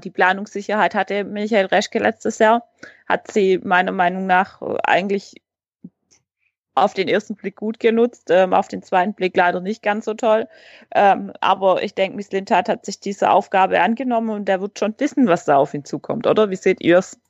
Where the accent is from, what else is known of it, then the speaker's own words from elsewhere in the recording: Heilbronn region, Baden-Württemberg, Germany; ich komme aus der Region Heilbronn